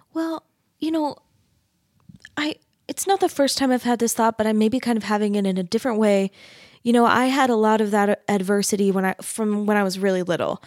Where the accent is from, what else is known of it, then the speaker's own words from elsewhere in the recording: Mesa, Arizona, United States; I grew up in Mesa, Arizona.